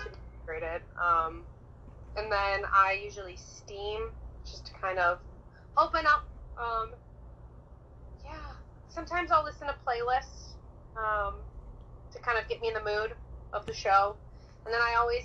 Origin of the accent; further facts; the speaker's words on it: Santa Cruz, California, United States; now in New York City, United States; I am originally from Santa Cruz, California